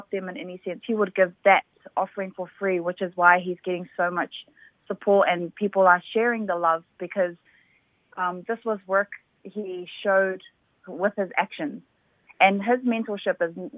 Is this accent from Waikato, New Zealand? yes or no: no; Auckland, New Zealand; I was born and raised in Mangere